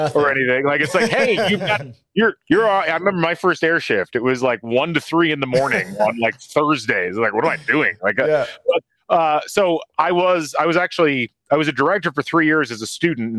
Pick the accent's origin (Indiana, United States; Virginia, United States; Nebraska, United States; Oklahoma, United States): Indiana, United States; Lafayette; I grew up largely in the Lafayette area